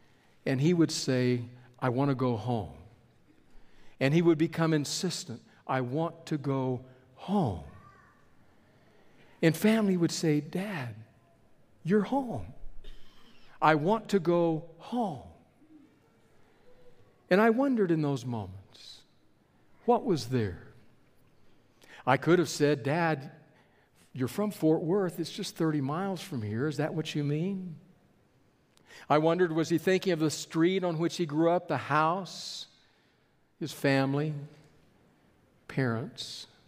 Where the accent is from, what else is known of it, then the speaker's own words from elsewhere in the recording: Bogota, Colombia; born there; also born or lived in California / Texas; I was not born in Texas. I was born in Bogota, Colombia, in South America.